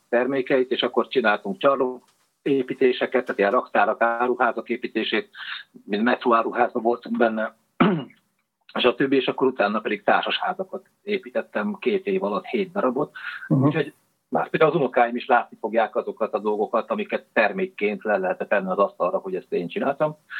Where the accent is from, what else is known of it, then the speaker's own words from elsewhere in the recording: Nyíregyháza, Szabolcs-Szatmár-Bereg, Hungary; moved away as an adult; Nyíregyházán mm, nőttem föl, de mivel a nagyszüleim pestiek voltak